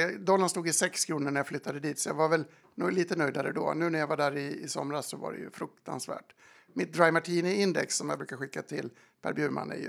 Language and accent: Swedish; Dalarna County, Sweden; Och bygger upp en otrolig tolerans som man själv saknade, trots att jag är från Dalarna.